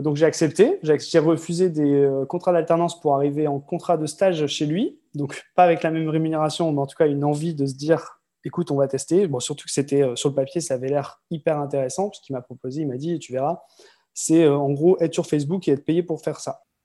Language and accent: French; Lille, Hauts-de-France, France; moved away as an adult; also born or lived in Croix / Marseille / Malaga / Tourcoing; now in French Polynesia; je suis né euh, à Croix, dans le Nord, tout près de Lille. Lille où j'ai vécu quasiment toute ma vie